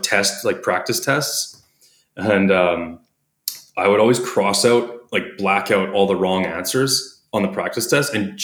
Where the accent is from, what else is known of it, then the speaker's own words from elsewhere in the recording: Canada; accent: Canadian; my Canadian accent